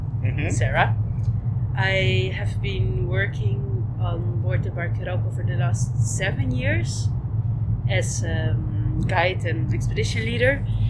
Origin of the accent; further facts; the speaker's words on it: Belgium; moved away as an adult; also born or lived in Netherlands / Amsterdam / Iceland / Finland; now in Svalbard, Norway; born in Holland. Uh-huh. I grew up in Belgium. And then when I was 18, I started moving around.